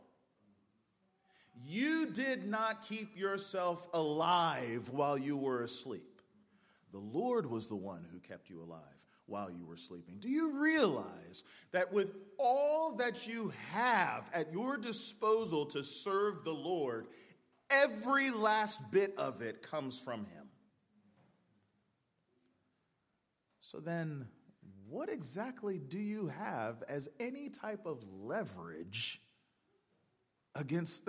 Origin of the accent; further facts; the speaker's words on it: United States; also born or lived in Wake Forest, North Carolina; now in Youngsville, United States; I'm American